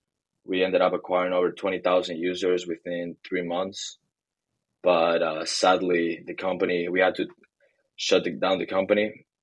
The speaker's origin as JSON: {"language": "English", "country": "Bolivia", "tie": "born or raised there", "also_born_or_lived": "Hong Kong / Shanghai, China / Florida, United States", "moved": "as an adult", "said": "I was born and raised in Bolivia and lived in Hong Kong, China, and Shanghai for about a year and a half. And I came to college to the US, to Florida, University of Florida."}